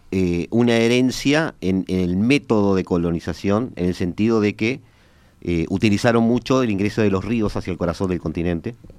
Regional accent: Uruguay; como uruguayo

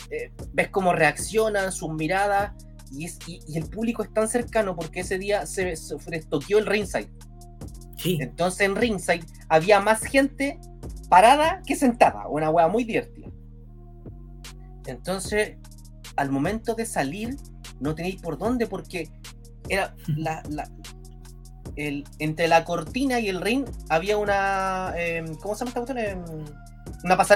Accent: Chile; Ya, somos chilenos, como decía Torito

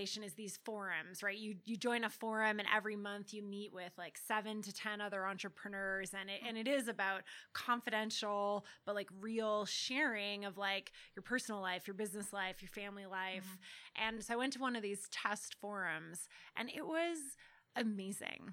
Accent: Canada; also born or lived in United Kingdom; now in United States; I am from Canada and I lived in the UK

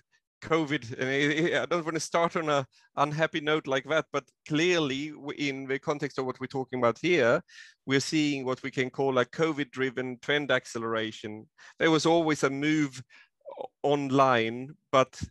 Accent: Sweden; now in Queensland, Australia; I am originally from Sweden, and I have still connections there

